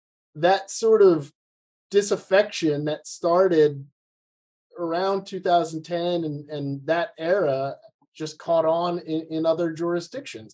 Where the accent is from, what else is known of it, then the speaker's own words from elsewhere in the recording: United States; my home country of the United States